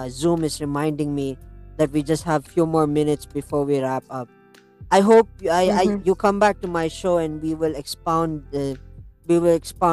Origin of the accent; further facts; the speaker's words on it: India; as an Indian